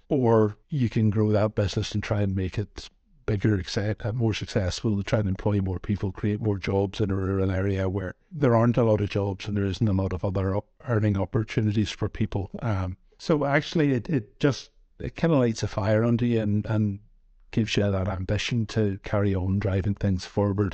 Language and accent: English; Northern Ireland, United Kingdom; moved away as an adult; also born or lived in Glasgow; now in Dumfries and Galloway, United Kingdom; You can maybe tell from my accent, I hail from Northern Ireland originally